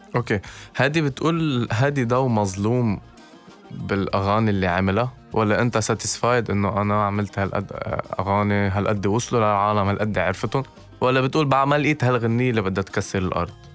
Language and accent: Arabic; Lebanon; عندنا بلبنان